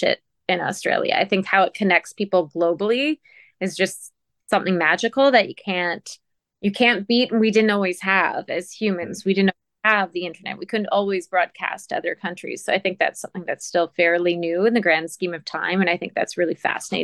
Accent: Sault Ste. Marie, Ontario, Canada; Sault Ste. Marie, my hometown

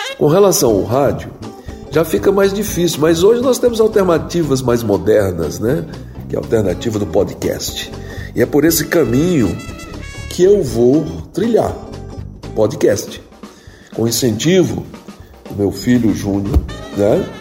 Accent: Choró, Ceará, Brazil; Eu nasci no Choró Limão, no Ceará, em 1953

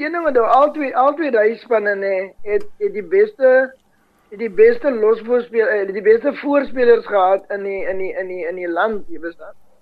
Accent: Paarl, Western Cape, South Africa; in die middel van die dorp waar daar vandag sportvelde lê uh um, vir skole dis waar ons groot geraak het in die bergrivier

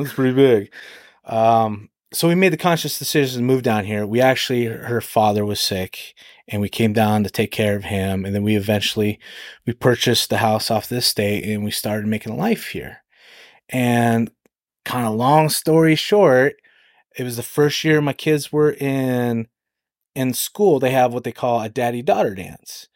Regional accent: Alaska, United States; moved away as an adult; now in Edon, Ohio, United States; I grew up in Alaska.

